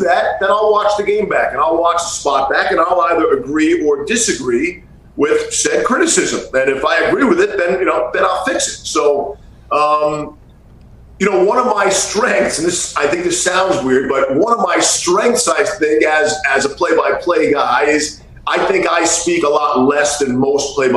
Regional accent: New York, United States; Growing up in New York and the Northeast

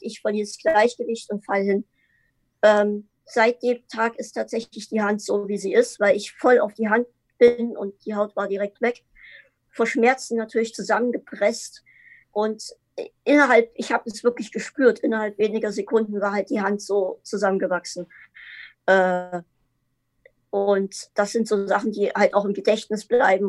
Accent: Dresden, Saxony, Germany; Ich, ich komme aus Dresden, äh, Sachsen.

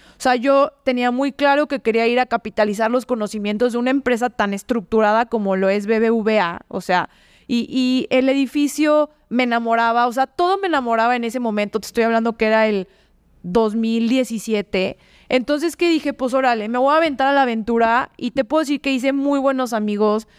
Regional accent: León, Guanajuato, Mexico; also born or lived in Mexico City; Yo no quiero quedarme en León

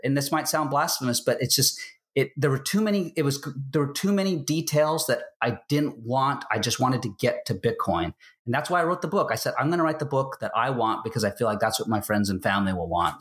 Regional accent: United States; I'm an American

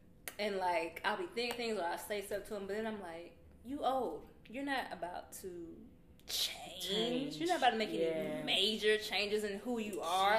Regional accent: Atlanta, Georgia, United States; nah, I'm from Atlanta.

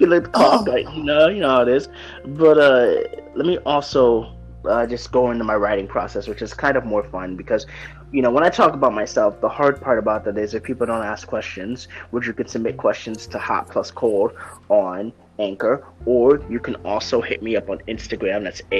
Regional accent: New York, United States; born there; now in Florida, United States; the reason why it's cold is because I was born in New York. Right now I reside in Florida.

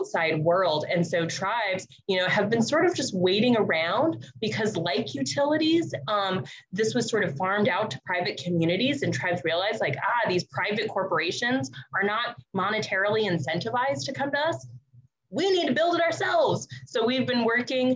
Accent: Albuquerque, New Mexico, United States; now in Burbank, United States; I am a Coche de Pueblo, grew up in Albuquerque. I am now calling from the Tongva, Tatavium, and Chumash lands, also known as Burbank, California

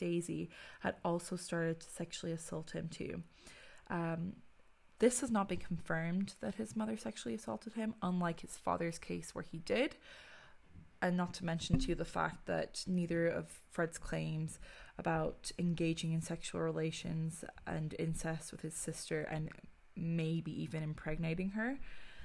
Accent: Ireland; growing up in Ireland

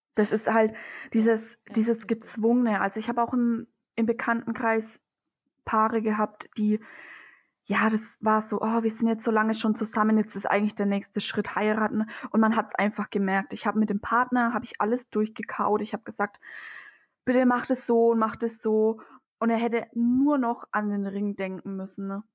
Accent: Germany; bei uns in Deutschland

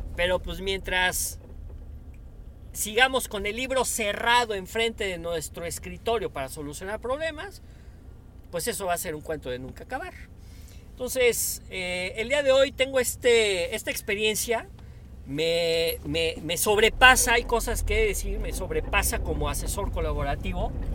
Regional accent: Puebla, Mexico; como latinos, como mexicanos, como poblanos

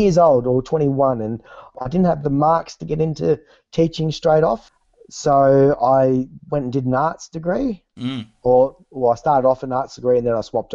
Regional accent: Bendigo, Victoria, Australia; also born or lived in Melbourne / London; I grew up in Bendigo

